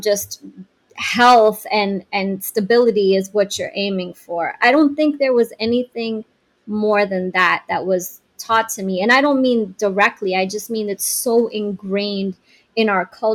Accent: Iran; moved away; also born or lived in Canada; I'm from Iran. I was born there, raised by Iranian parents, in a whole other environment, right, when we moved to Canada.

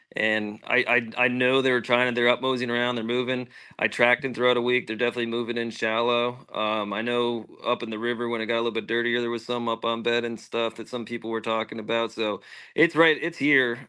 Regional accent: Pennsylvania, United States; I'm from Pennsylvania

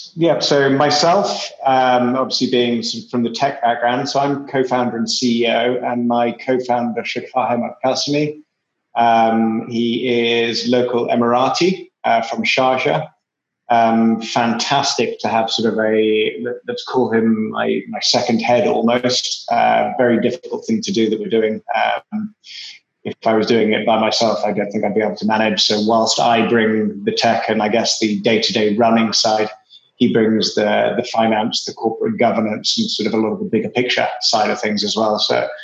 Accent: England, United Kingdom; accent: English; Obviously, you can tell from my atrociously strong English accent, I'm originally English, but only spent a few years of my life there.

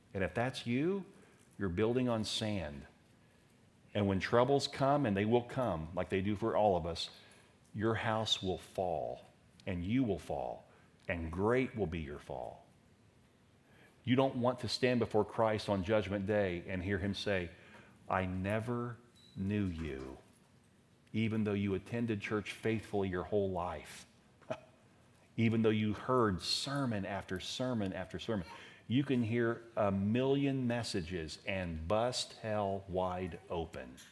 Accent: Daytona Beach, Florida, United States; As a teenager growing up in Daytona

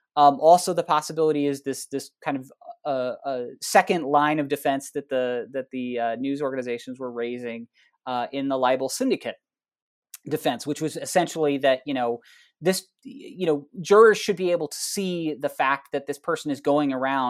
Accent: Iowa, United States; getting to go and do research in, you know, in local courthouses in towns near where I grew up

